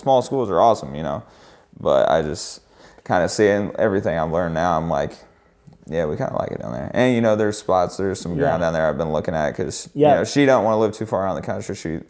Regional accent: Indiana, United States; moved away as an adult; now in Indianapolis, United States; we got family here. This will always be where Kelsey and I are from.

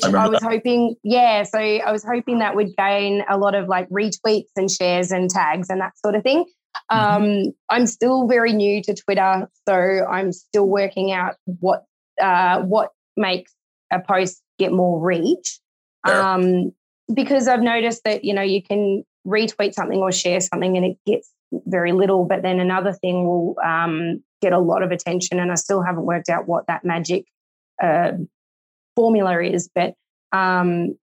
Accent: Bendigo, Victoria, Australia; I'm from Bendigo, which is about 2 hours away from Melbourne.

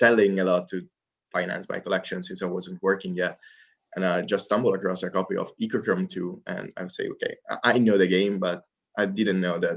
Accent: Italy; I'm from Italy

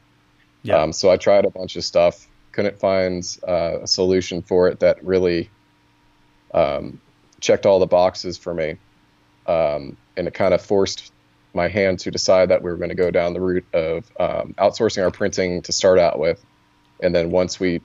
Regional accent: Virginia, United States; I'm from Virginia

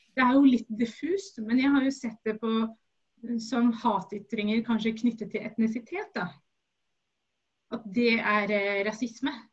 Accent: Oslo, Norway; Jeg er norsk-somalier, født i Oslo

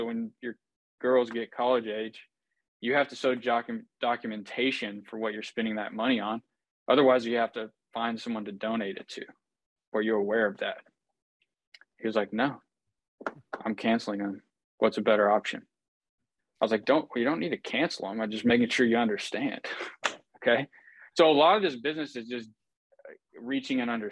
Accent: Houston, Texas, United States; I am from Houston, Texas

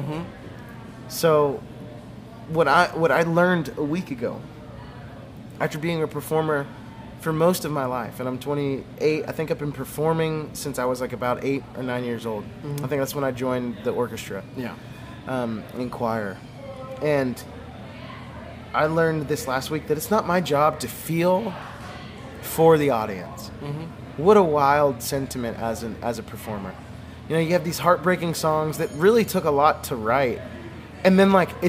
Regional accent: the South, United States; I grew up in the South

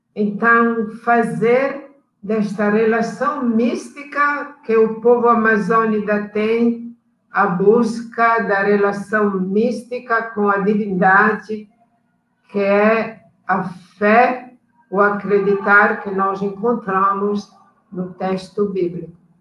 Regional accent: Italy; Portuguese is a second language; moved away as an adult; also born or lived in Abaetetuba, Pará, Brazil; now in Pará, Brazil; nós estávamos chegando da Itália

